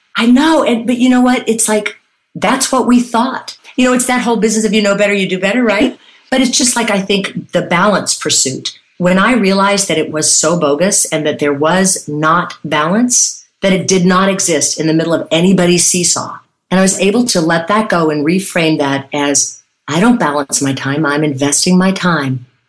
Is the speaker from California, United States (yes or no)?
no; Irmo, South Carolina, United States; I'm from Irmo, South Carolina